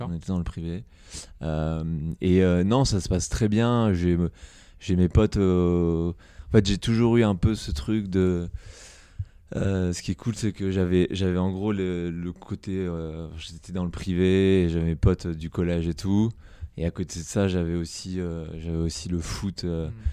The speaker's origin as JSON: {"language": "French", "town": "Dreux", "region": "Centre-Val de Loire", "country": "France", "tie": "born or raised there", "also_born_or_lived": "Bordeaux / Paris", "moved": "yes", "lives_now": "New York, United States", "said": "né à Dreux, en Eure-et-Loire, j'ai grandi enfance heureuse"}